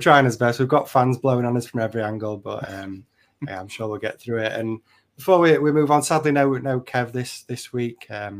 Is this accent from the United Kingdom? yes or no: yes; United Kingdom; we're British.